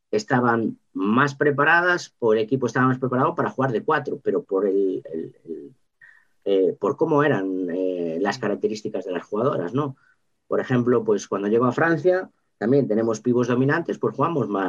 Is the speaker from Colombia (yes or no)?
no; Lugo, Galicia, Spain; pues es que vengo de Lugo, pero soy una apasionada del 3-1